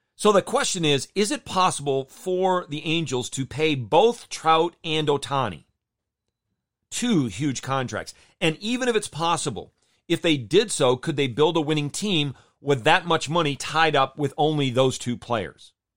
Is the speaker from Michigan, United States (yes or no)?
yes; Jenison, Michigan, United States; moved away; I grew up in Jenison, Michigan